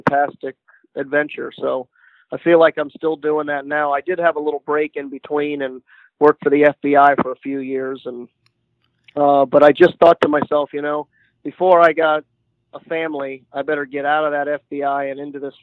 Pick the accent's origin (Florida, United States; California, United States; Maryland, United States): Florida, United States; Miami; I grew up in Miami, and I'm 50 years old, and I grew up on the banks of the Miami